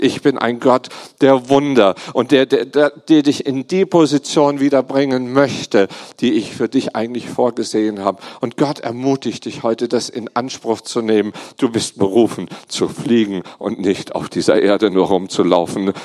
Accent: Germany; ich bin Deutscher

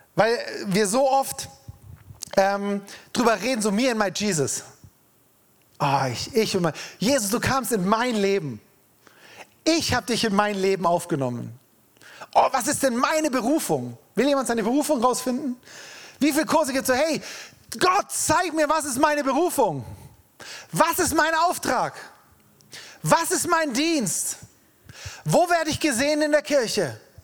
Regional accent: Freiburg, Baden-Württemberg, Germany; wir Freiburger

